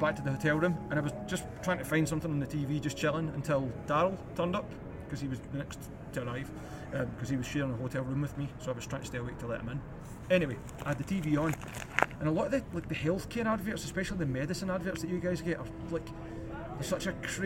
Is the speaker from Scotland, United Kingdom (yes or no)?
yes; Scotland, United Kingdom